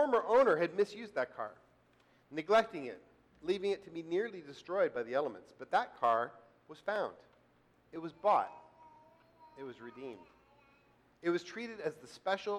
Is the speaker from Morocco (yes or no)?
no; Canada; I'm from Canada